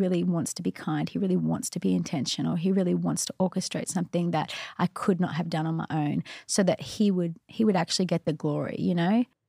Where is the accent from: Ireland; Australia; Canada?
Australia; moved away; I was from Australia